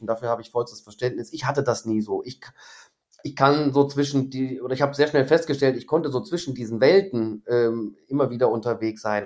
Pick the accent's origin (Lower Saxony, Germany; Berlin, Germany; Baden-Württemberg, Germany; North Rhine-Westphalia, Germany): North Rhine-Westphalia, Germany; Krefeld; moved away as an adult; also born or lived in Moers; now in Düsseldorf, Germany; bin dann aber sofort nach Krefeld äh, nach Hause gefahren worden ähm, und da bin ich auch groß mhm. geworden. Mhm. Also ich bin eigentlich Krefelder